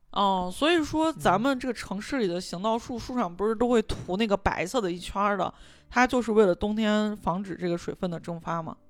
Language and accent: Chinese; Xi'an, Shaanxi, China; 咱们西安人很喜欢把下雪这个词儿挂在嘴边